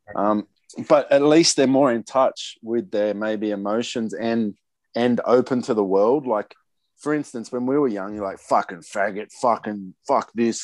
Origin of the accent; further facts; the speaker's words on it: Sydney, New South Wales, Australia; I grew up in Maroubra